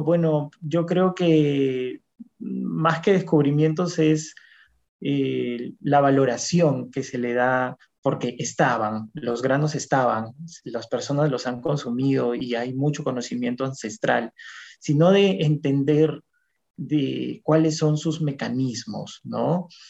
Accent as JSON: {"language": "Spanish", "region": "Lambayeque", "country": "Peru", "also_born_or_lived": "Lima", "moved": "as an adult", "said": "Cuando vine de provincia, yo soy de Lambayeque, del departamento de Lambayeque, vine a Lima, a la Universidad Agraria, a estudiar mi maestría"}